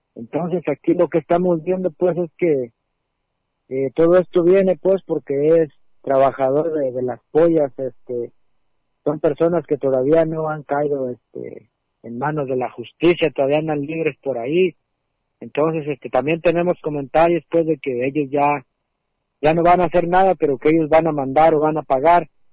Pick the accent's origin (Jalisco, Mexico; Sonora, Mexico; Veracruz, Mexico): Jalisco, Mexico; San Lorenzo de Azqueltán; de la comunidad de San Lorenzo de Azcaltán.